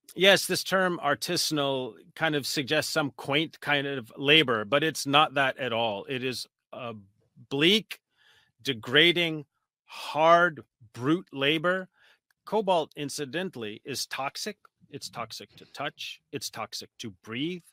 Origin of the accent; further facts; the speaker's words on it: United States; I'm a researcher from the United States